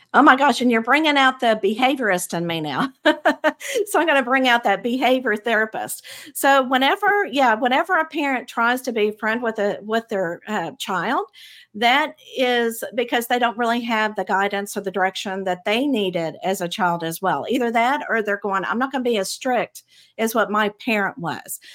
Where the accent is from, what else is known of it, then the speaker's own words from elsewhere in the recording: Abilene, Texas, United States; I grew up in the Bible Belt of Texas, in um, a middle in a very small town, Abilene, Texas